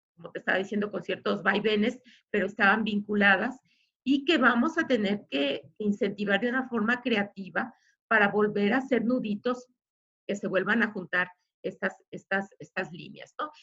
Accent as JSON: {"language": "Spanish", "town": "Guadalajara", "region": "Jalisco", "country": "Mexico", "said": "somos este, tapatíos"}